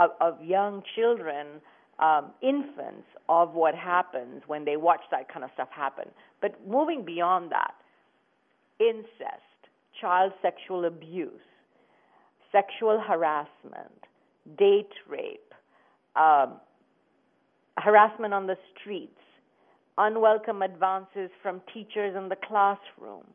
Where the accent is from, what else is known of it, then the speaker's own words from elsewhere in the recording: India; moved away as an adult; now in United States; when I was growing up in India